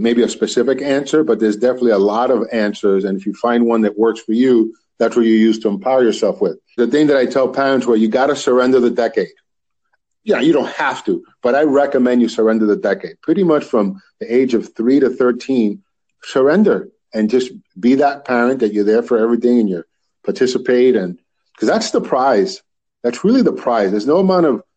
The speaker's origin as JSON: {"language": "English", "town": "Union City", "region": "New Jersey", "country": "United States", "tie": "born or raised there", "also_born_or_lived": "Washington Heights, New York", "said": "I grew up in Union City, between Union City and Washington Heights in New York, but mostly Union City is where I did my schooling, my actual elementary and high school"}